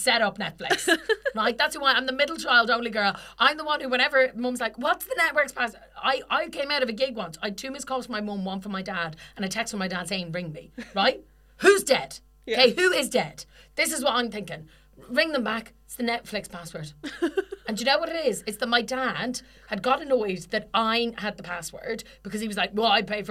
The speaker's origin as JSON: {"language": "English", "country": "Ireland", "said": "we're Irish."}